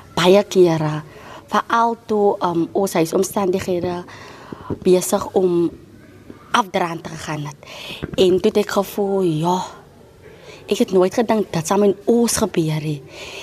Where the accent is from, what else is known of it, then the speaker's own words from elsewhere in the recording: Cape Town, Western Cape, South Africa; van Elsie se rivier. Ek bly nou al baie lank daar, van kleins af